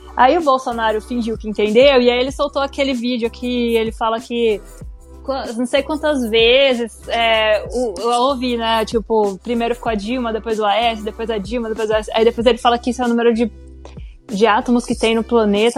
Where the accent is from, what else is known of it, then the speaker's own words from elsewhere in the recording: interior of São Paulo, Brazil; eu sou do interior de São Paulo